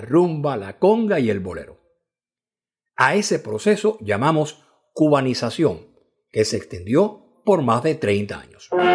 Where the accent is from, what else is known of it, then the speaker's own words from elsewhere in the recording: Cuba; como decimos en Cuba